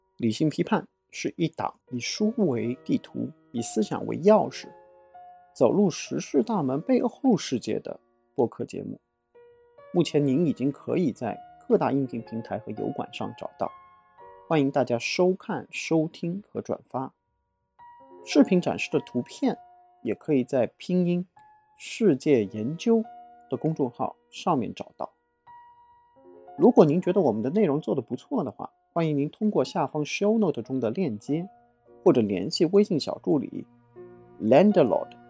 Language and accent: Chinese; China; 我们中国人嘛，都讲礼尚往来